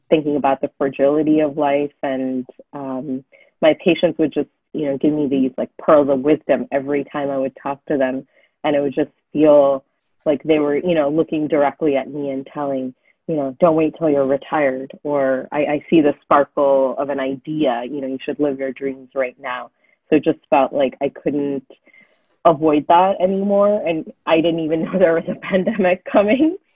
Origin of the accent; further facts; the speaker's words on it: Fremont, California, United States; also born or lived in New York / Los Angeles; And I grew up in Fremont, just outside of San Francisco